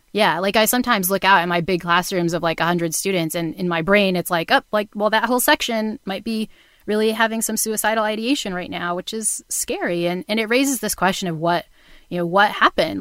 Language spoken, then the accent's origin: English; New Bedford, Massachusetts, United States; I grew up in New Bedford, Massachusetts, um, which is the town in Moby Dick